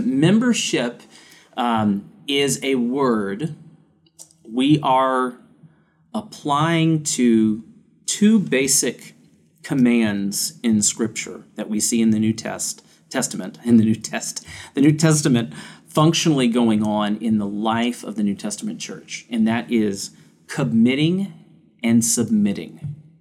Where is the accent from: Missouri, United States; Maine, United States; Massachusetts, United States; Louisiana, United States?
Louisiana, United States; growing up in the South. We didn't have a whole lot of places to go snowboarding in Louisiana